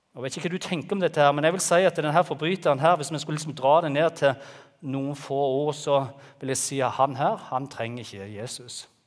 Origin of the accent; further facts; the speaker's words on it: Jæren, Rogaland, Norway; moved away as an adult; Vi kommer fra Jæren og flytta ned her for åtte år siden